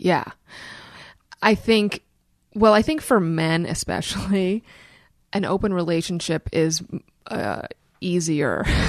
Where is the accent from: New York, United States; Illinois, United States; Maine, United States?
New York, United States; New York City; I grew up in Brooklyn. Yeah. My parents are both visual artists.